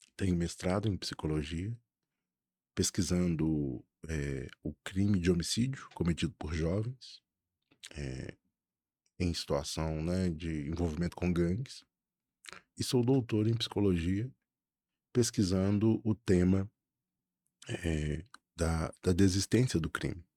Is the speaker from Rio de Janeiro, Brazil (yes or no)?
no; Belo Horizonte, Minas Gerais, Brazil; eu sou de Belo Horizonte